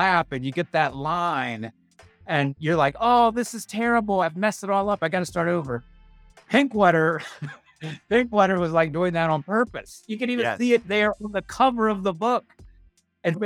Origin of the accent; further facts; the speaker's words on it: Bridgewater, Virginia, United States; I grew up in the Shenandoah Valley in Turkey Country